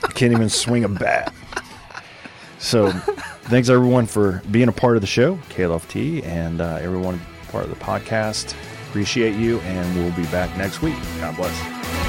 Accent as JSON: {"language": "English", "region": "Louisiana", "country": "United States", "said": "We're from Louisiana"}